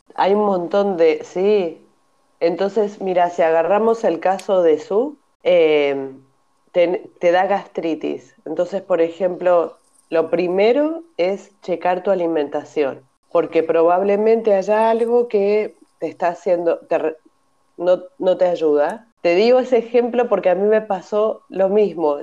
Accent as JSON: {"language": "Spanish", "country": "Argentina", "also_born_or_lived": "Mérida, Mexico", "moved": "as an adult", "lives_now": "Barcelona, Spain", "said": "soy argentina. En el 2002 me vine a vivir a Barcelona"}